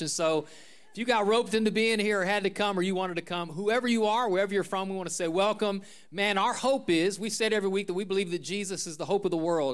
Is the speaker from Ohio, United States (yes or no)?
yes; Northeast Ohio, United States; Where I grew up in Northeast Ohio